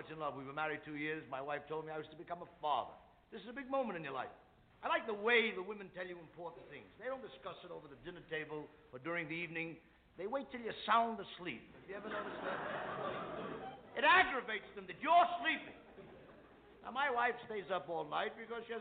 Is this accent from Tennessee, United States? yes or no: no; New York City, New York, United States; I come from the Lower East Side of New York.